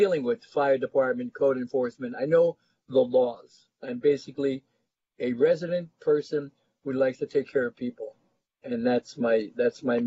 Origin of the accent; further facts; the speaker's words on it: New York, United States; now in Santa Monica, United States; I'm originally from New York and Harlem